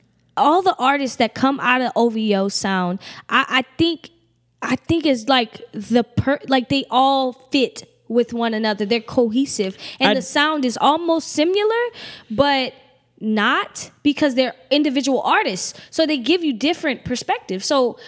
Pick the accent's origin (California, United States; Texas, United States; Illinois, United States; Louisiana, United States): Louisiana, United States; I grew up in Louisiana.